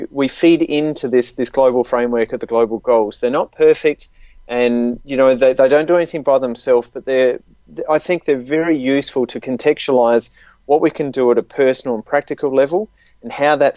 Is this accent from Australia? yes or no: yes; Australia; accent: Australian; in the case of Australia, as you can tell from my accent